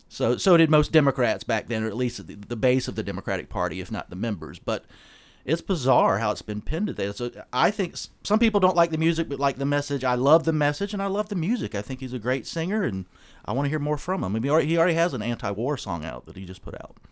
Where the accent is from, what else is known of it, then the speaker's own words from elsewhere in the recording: Charleston, South Carolina, United States; I'm from Charleston, South Carolina